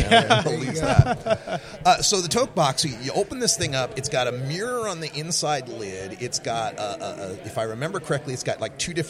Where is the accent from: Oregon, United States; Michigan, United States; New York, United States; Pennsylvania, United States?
Oregon, United States; Because I'm from Oregon. We've got legal weed.